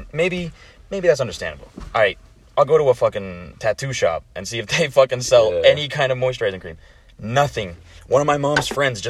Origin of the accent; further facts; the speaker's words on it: United States; I'm from America